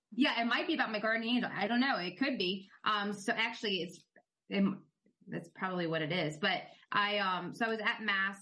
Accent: Tampa, Florida, United States; grew up pretty much in Central Florida, um, or Tampa Bay, really, but I live now in Central Florida

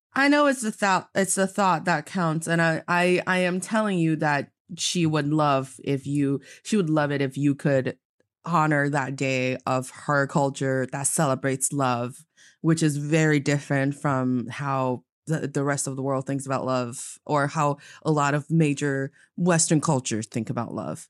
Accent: Northeast China, China; now in Beijing, China; I am from the northeast part of China

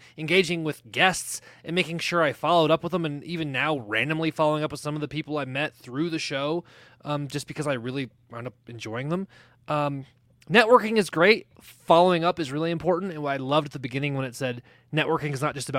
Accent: New Mexico, United States; also born or lived in Colorado; now in Denver, United States; I love living in Colorado, but I grew up in New Mexico.

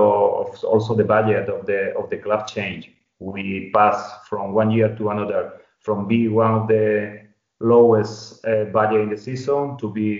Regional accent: Málaga, Andalusia, Spain; English is a second language; also born or lived in Madrid, Spain / Valladolid, Spain / Seville, Spain / Hungary; here in Malaga, I was playing in my, you know, in my hometown

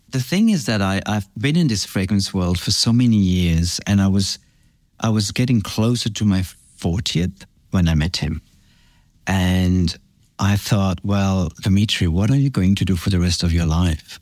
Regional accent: Belgium; moved away; also born or lived in France / Australia; I grew up in France and then Belgium. My father is French. He, my mom is from Antwerp in Belgium. And so I grew up in Belgium. I went to boarding school in Belgium

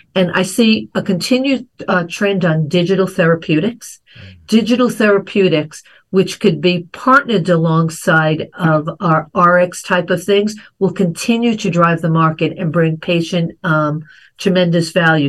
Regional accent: New York, United States; growing up in New York

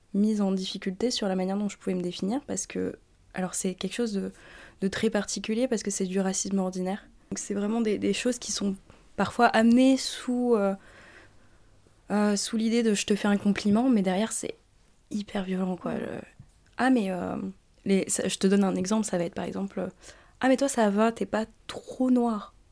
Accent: New Caledonia; moved away as an adult; now in France; j'ai grandi euh, en Nouvelle-Calédonie

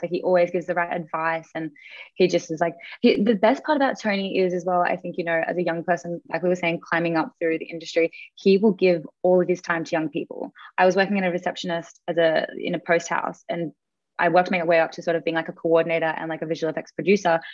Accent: Australia; as an Australian

